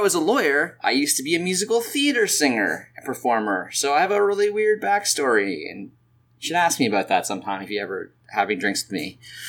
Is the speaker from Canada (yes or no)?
yes; Canada; accent: Canadian; I'm Canadian, which you probably can tell from my accent.